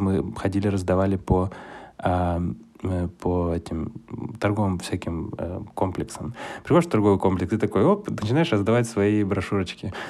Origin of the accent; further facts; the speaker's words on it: Kyiv, Ukraine; also born or lived in China / Moscow, Russia; now in Ashdod, Israel; сам я из родом с Киева